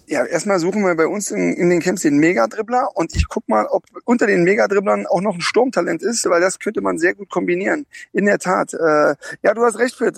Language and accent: German; Karlsruhe, Baden-Württemberg, Germany; moved away; ich bin gerade in Karlsruhe in meiner alten Heimat